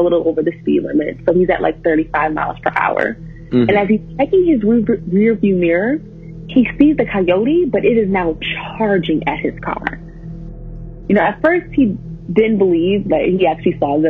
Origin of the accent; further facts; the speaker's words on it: New Mexico, United States; I'm 19 and I'm from New Mexico